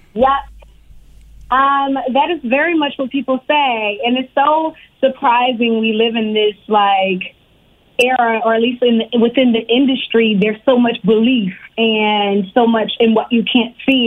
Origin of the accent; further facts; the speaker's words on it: Richmond, Virginia, United States; also born or lived in Harlem, New York; now in Los Angeles, United States; I was born in New York, in Harlem, but I grew up in Virginia. I grew up in Richmond, Virginia, the 804